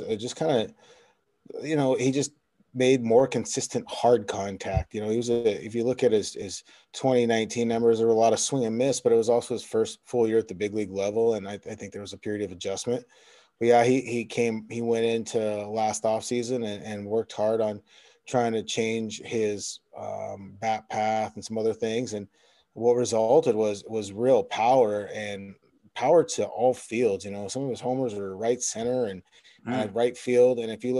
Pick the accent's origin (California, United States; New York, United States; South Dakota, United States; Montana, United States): Montana, United States; I grew up in Montana, about 20 miles from the Canadian border